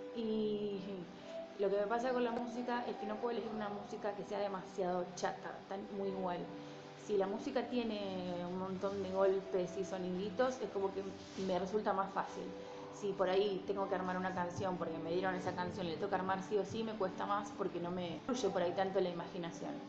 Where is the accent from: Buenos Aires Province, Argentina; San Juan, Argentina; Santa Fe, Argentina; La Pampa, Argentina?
Buenos Aires Province, Argentina; San Pedro; moved away as an adult; now in Rosario, Argentina; soy de San Pedro, provincia de Buenos Aires